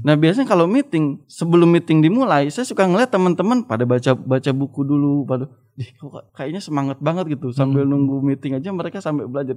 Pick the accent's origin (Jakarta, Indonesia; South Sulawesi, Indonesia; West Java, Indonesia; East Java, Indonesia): West Java, Indonesia; Subang; moved away as an adult; also born or lived in Cianjur; orang kampung, eh, dari kampung kecil di Subang